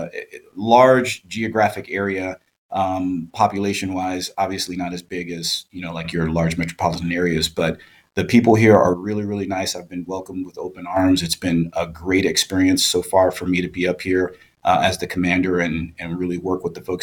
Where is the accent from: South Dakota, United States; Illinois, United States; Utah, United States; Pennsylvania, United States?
Illinois, United States; Chicago; moved away as an adult; also born or lived in San Diego / Hayward / Sacramento; now in Humboldt, United States; originally I'm from Chicago. And so I was born and raised there